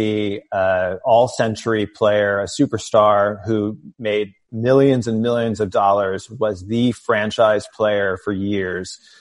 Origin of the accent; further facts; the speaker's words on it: outside of St. Louis, Southern Illinois, United States; I grew up in Southern Illinois outside of St. Louis